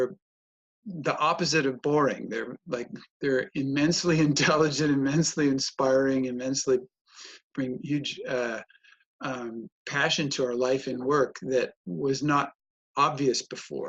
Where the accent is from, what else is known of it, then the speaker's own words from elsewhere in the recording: United States; accent: American; moved away as an adult; also born or lived in Germany; now in Europe; I moved out of America in 1995. I was born there, but I moved out in 95 to Europe